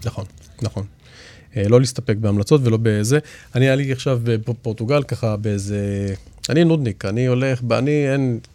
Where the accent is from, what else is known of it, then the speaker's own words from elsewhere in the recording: Israel; אנחנו ישראלים ואנחנו גם יהודים